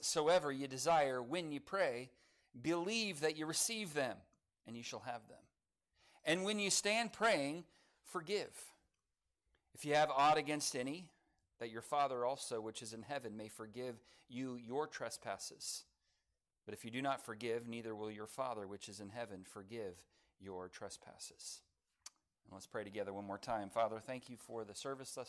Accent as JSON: {"language": "English", "town": "Lancaster", "region": "California", "country": "United States", "tie": "born or raised there", "moved": "yes", "lives_now": "Oklahoma, United States", "said": "I grew up in Lancaster, California, in the Antelope Valley."}